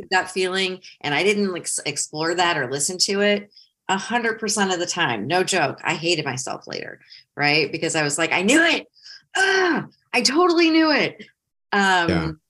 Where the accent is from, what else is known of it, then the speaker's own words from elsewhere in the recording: Ohio, United States; moved away as an adult; also born or lived in Metro Detroit, Michigan; now in South Carolina, United States; I grew up in Ohio, even though I lived in Metro Detroit my whole almost adult life.